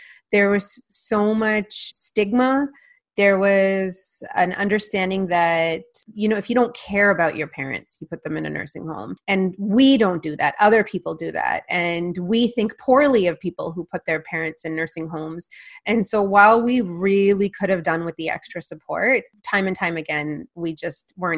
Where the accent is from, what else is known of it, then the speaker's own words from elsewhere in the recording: Canada; first language Punjabi; English is a second language; I was born a year after they came to Canada, and they raised me from scratch